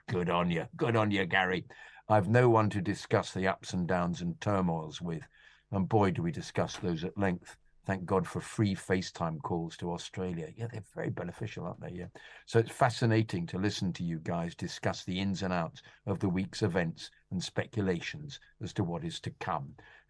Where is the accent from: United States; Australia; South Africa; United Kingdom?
United Kingdom; Nottingham, East Midlands; Growing up in Nottingham, I was the only Chelsea fan in a 2,000 pupil all-male comprehensive school.